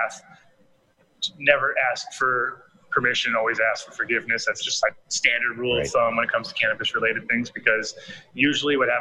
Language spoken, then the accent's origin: English; Rhode Island, United States; moved away; I grew up in New England too, so it's sort of the same for me. When I go back to Rhode Island